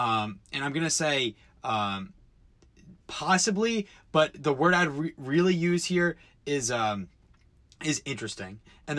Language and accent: English; East Coast, United States; now in Los Angeles, United States; growing up on the East Coast